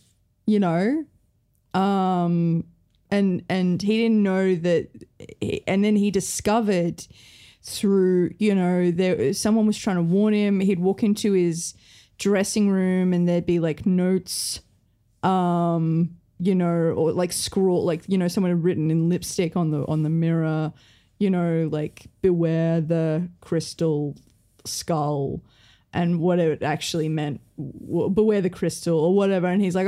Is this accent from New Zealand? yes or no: yes; New Zealand; I'm from New Zealand.